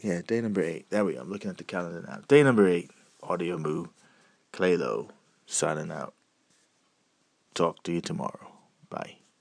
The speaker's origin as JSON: {"language": "English", "area": "near Asbury Park", "region": "New Jersey", "country": "United States", "tie": "born or raised there", "said": "I grew up near Asbury Park, New Jersey"}